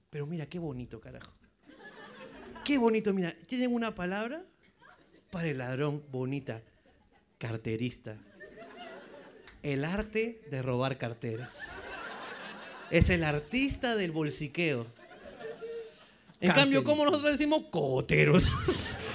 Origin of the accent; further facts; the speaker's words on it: Peru; Uno como peruano dice, puta madre, me pica.